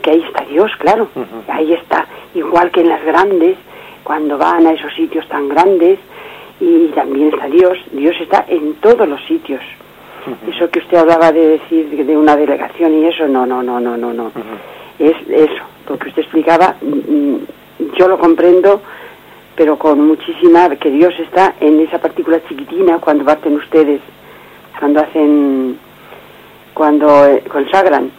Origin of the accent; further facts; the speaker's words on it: Corral de Almaguer, Castilla-La Mancha, Spain; now in Madrid, Spain; estoy aquí en Madrid, pero soy de Corral de Almaguer.